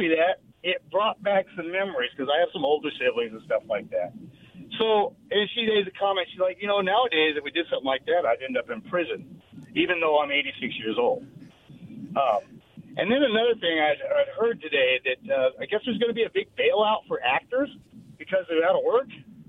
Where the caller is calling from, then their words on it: Richland, Washington, United States; Hey, guys. This is … from Richland.